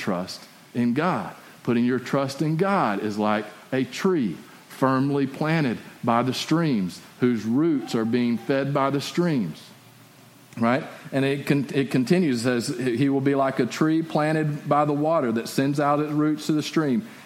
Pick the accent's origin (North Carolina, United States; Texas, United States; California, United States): Texas, United States; West; my hometown. And because it's out in West Texas.